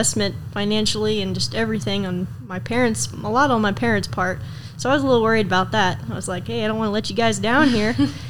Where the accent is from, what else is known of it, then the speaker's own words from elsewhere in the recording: Iowa, United States; also born or lived in Kansas / Wyoming; Well, we moved around a lot, different states. I was born in Kansas, and we moved to Wyoming, and then we moved to Iowa to around my mom's family and my dad's mom a little bit.